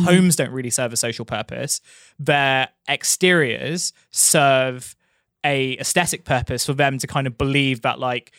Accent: London, United Kingdom; the place where I grew up in Thamesmead

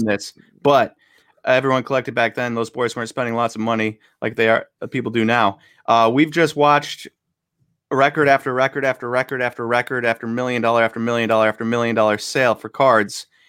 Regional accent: Buffalo, New York, United States; moved away; I'm originally from Buffalo and a lifelong Bills fan

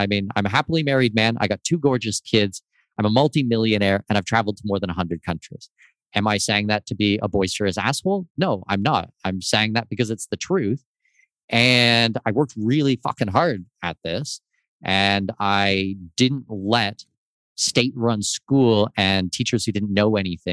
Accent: Southwestern Ontario, Canada; born or raised there; moved away

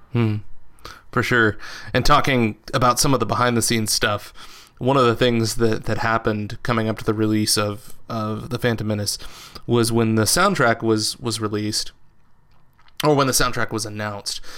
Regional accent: West Texas, United States; I grew up in West Texas, which is like a very socially conser- and politically conservative uh, portion of the country

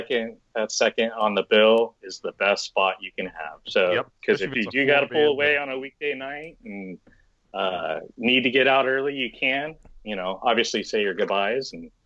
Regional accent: Florida, United States; born there; I was born in Florida, so I was a East Coaster originally, and a product of two military dads.

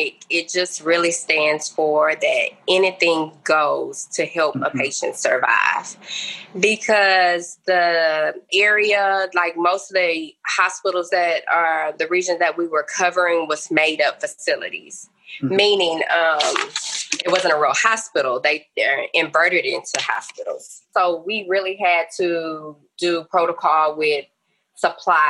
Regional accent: Port Arthur, Texas, United States; I'm native in the Port Arthur, Texas area, working in the Southeast Texas region.

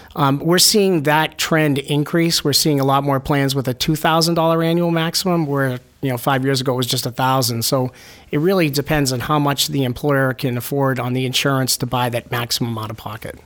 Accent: Manchester, New Hampshire, United States; I'm a New Hampshire native. I grew up in Manchester, went to Central High School, UNH

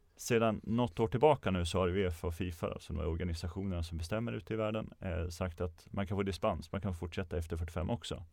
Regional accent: Örebro, Örebro County, Sweden; Jag kommer från Örebro så det var i Närke med omnejd

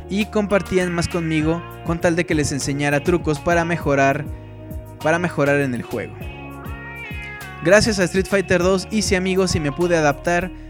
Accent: Colombia; also born or lived in Chicago, United States; Yo nací en Chicago y viví ahí hasta los 6 años, luego mi familia se mudó a Colombia y entré al jardín de niños, kindergarten, no hablaba bien el español y no me fue fácil hacer amigos

